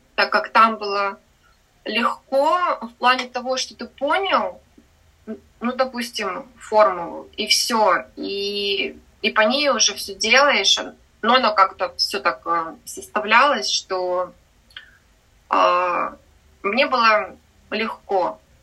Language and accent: Russian; Sakhalin Oblast, Russia; also born or lived in Amursk, Khabarovsk Krai; now in Pattaya, Thailand; родилась я в Амурске. Это маленький город под Хабаровском. Выросла я на Сахалине